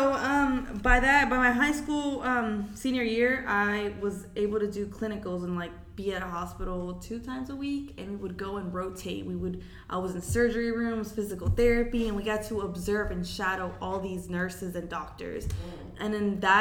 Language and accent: English; Florida, United States; also born or lived in Mexico; I'm from Florida